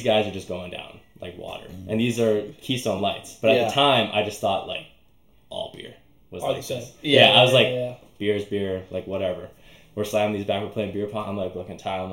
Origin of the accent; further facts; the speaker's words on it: Northwest Territories, Canada; moved away; also born or lived in Edmonton, Alberta / Inuvik / Kugluktuk; I was born in Edmonton, but I lived in, like, the Northwest Territories for most of my, like, elementary childhood